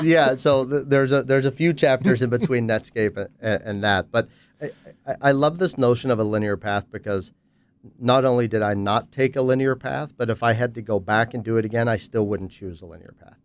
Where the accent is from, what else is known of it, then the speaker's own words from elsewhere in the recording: Pittsburgh, Pennsylvania, United States; in consulting with a small boutique firm in Pittsburgh, um, which is my hometown